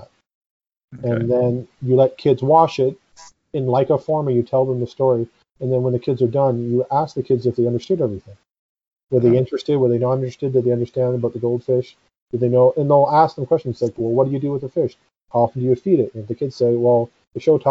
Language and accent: English; Canada